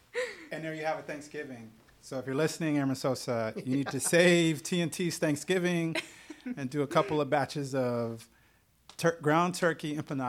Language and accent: English; Florida, United States; I'm from Florida.